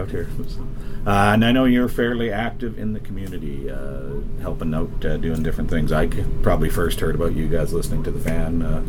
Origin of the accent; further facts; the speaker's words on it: Winnipeg, Manitoba, Canada; now in Calgary, Canada; I grew up in Winnipeg, so I've been in Calgary 23 years now.